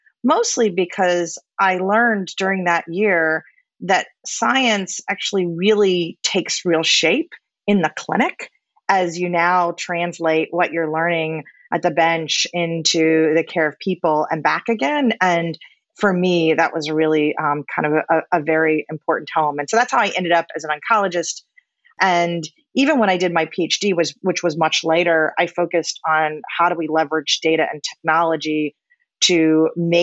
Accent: Orlando, Florida, United States; I grew up in Orlando, Florida

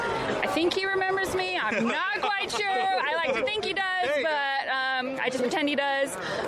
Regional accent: Moreno Valley, California, United States; I'm from Moreno Valley, California.

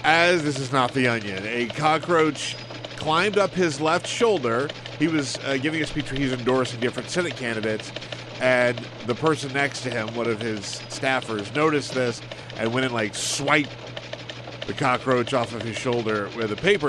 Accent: South Carolina, United States; when I was growing up in South Carolina

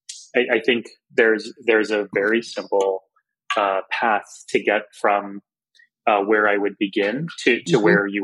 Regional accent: South Texas, United States; growing up in Texas

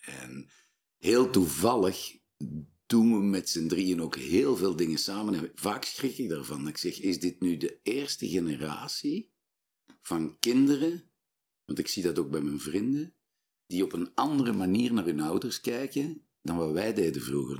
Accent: Flanders, Belgium; wij zijn Vlamingen

